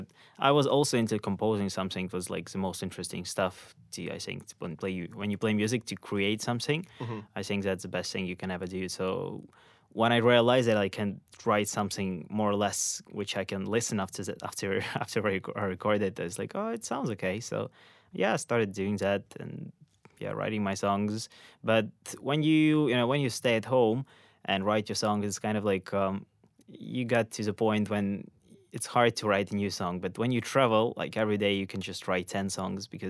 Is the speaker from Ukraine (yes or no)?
yes; Ukraine; moved away as an adult; I'm from Ukraine. And I spent there most of my life